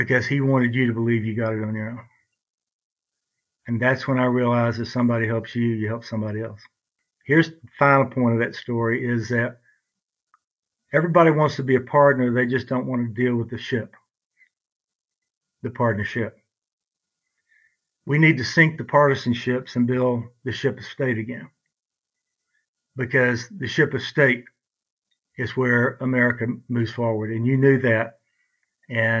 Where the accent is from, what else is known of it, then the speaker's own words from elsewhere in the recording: Brownwood, Texas, United States; we grew up in Brownwood, Texas